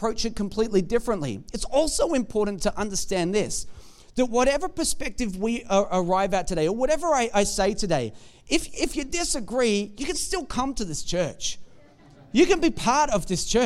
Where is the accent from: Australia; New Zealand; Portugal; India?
Australia; we're Australian.